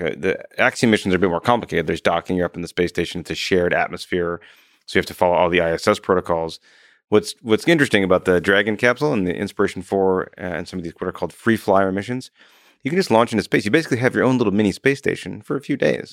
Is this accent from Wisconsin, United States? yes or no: yes; Wisconsin, United States; moved away; I'm from Wisconsin originally, but we have this big nasally tone